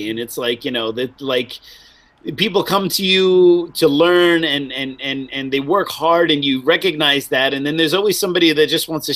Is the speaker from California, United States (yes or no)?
no; New York, United States; I'm from New York